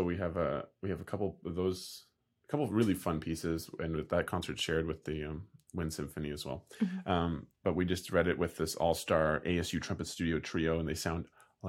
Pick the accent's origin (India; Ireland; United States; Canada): Canada; I'm I'm the Canadian